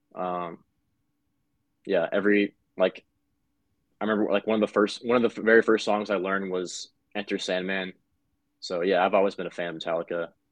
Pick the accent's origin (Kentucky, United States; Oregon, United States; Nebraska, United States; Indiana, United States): Nebraska, United States; Omaha; we're from Omaha, Nebraska